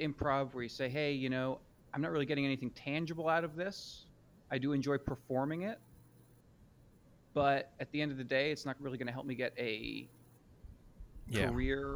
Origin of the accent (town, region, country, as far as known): Lancaster, Pennsylvania, United States; born or raised there; moved away as an adult; also born or lived in Montgomery County, Pennsylvania / Hatfield / Souderton / Harleysville; now in New York City, United States